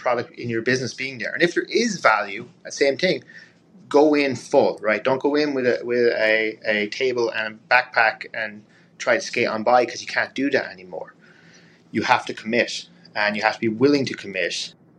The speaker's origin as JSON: {"language": "English", "country": "Ireland", "said": "But a big thing for me being Irish is travel, right?"}